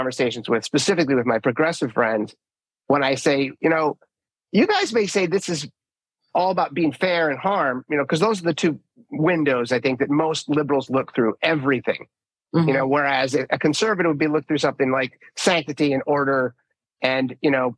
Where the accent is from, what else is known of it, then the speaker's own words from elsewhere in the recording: Minnesota, United States; I grew up in Minnesota